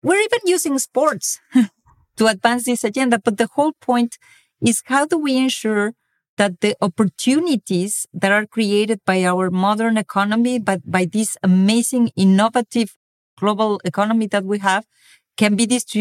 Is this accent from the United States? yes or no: no; Mexico; moved away as an adult; now in France; I come from Mexico, where inequality is really everywhere. And when I moved to France 15 years ago